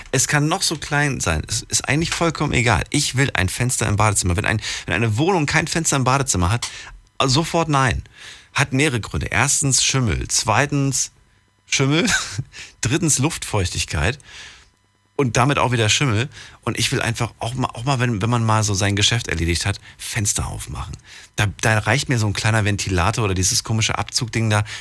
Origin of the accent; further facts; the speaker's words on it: Hamburg, Germany; Ja, ich komme aus Hamburg.